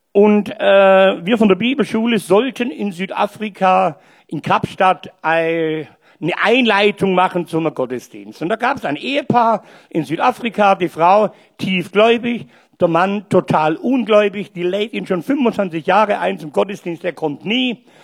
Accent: Stuttgart, Baden-Württemberg, Germany; accent: Swabian; Und ich bin Stuttgarter. Und nicht bloß Deutsch, sondern auch Schwäbisch.

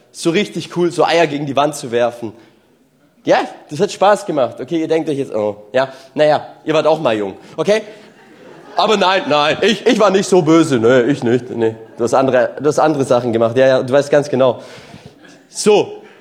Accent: Walhausen, Germany; Ich komme ja aus Walhausen und Walhausen, da gelten so andere Gesetze, okay?

